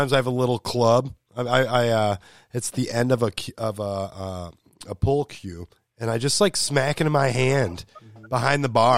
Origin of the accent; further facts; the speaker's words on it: Detroit, Michigan, United States; I was born and raised in Detroit